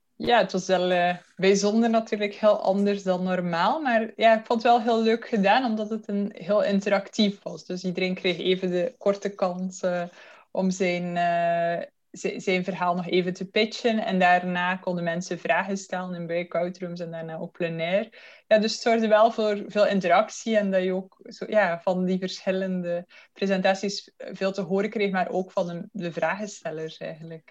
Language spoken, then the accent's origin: Dutch; Belgium; accent: Belgian; moved away as an adult; now in Netherlands; oorspronkelijk, zoals je mijn accent kunt horen, kom ik uit België, maar ik woon nu tien jaar al in Nederland